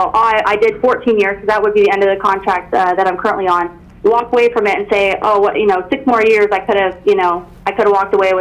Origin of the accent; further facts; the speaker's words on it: Northern California, United States; moved away as an adult; now in Camp Pendleton, United States; Originally from Northern California, but I'm in SoCal, stationed at Camp Pendleton